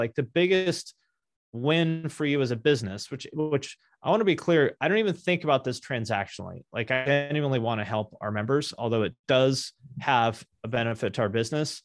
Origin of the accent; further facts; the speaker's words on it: Seattle, Washington, United States; also born or lived in Ohio; now in Seattle, United States; I'm from Seattle originally